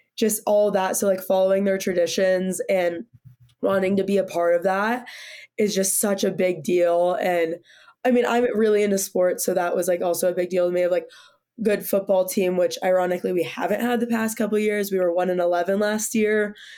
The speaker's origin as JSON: {"language": "English", "town": "Sacramento", "region": "California", "country": "United States", "moved": "as an adult", "lives_now": "Boulder, United States", "said": "I'm coming from Sacramento, California, which is like you know, 110 all summer"}